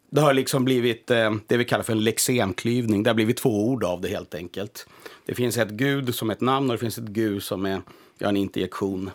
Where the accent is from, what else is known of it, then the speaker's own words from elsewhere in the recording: Blekinge, Sweden; also born or lived in Stockholm; now in Finland; jag är född i Blekinge och som barn sa jag persilja och presenning